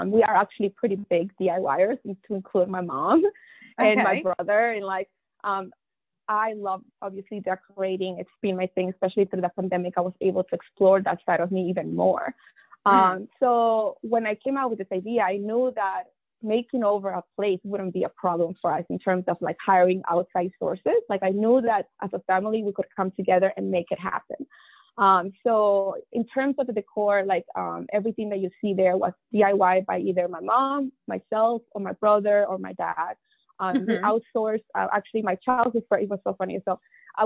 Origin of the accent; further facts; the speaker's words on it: La Paz, Bolivia; now in Washington, D.C., United States; I'm from La Paz